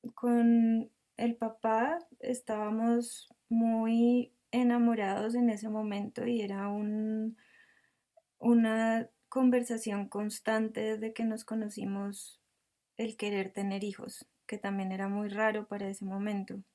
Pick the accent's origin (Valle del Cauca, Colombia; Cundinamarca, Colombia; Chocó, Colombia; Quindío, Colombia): Cundinamarca, Colombia; El Rosal; now in Bogotá, Colombia; nací en Bogotá, pero mis padres vivían en El Rosal, que es un, un pueblo pequeño cerca de Bogotá. Em, allí pasé pues toda mi infancia